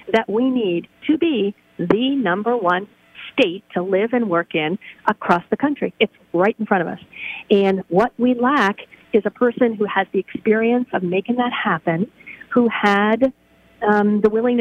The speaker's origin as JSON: {"language": "English", "town": "New York City", "region": "New York", "country": "United States", "tie": "born or raised there", "moved": "as an adult", "lives_now": "Pittsburgh, United States", "said": "I grew up in New York City"}